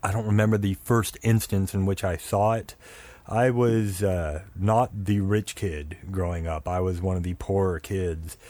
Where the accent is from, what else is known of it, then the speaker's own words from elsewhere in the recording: Oklahoma, United States; also born or lived in Georgia; when I moved from Georgia to the Oklahoma area where I predominantly grew up